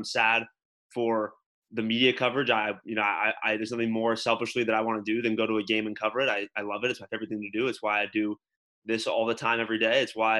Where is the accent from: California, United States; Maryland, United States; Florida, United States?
California, United States; Los Angeles; because it's so different growing up in Los Angeles, where I grew up, and going to Madison, Wisconsin.